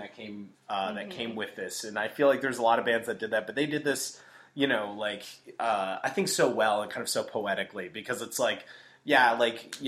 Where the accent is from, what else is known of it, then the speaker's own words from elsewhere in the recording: Midwest, United States; I grew up in the Midwest, so we were kind of behind, you know, a few years.